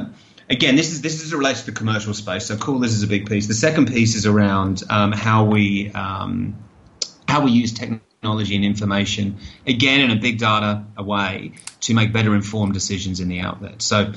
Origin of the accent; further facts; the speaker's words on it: Australia; You know, I'm Australian, right? So if you're down on Bondi Beach, you're going to sell more water in summer than you do in winter.